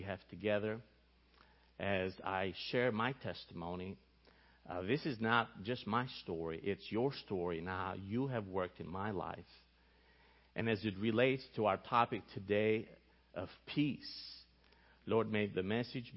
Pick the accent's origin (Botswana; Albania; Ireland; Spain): Albania; moved away; I grew up in Albania, in the country of Albania